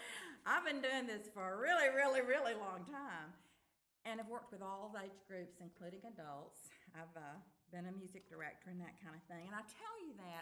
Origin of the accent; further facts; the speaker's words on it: Tupelo, Mississippi, United States; I'm from Tupelo, Mississippi, and I'm very old.